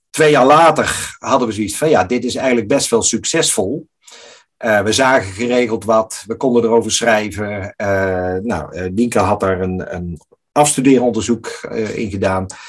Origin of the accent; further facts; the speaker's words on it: Netherlands; wij als Nederlanders